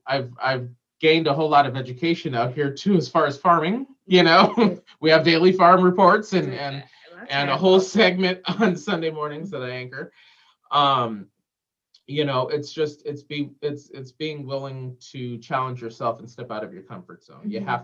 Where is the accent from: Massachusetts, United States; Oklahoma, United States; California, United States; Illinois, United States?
California, United States; Southern; moved away as an adult; also born or lived in New York; now in Green Bay, United States; because we don't have that in SoCal.